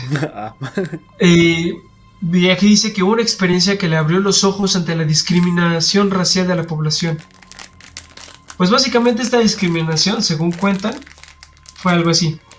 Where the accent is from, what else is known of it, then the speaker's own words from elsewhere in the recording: United States; now in Mexico; yo soy de Estados Unidos y mi sangre es europea, pero mi cara dice que soy más mexicano que el taco.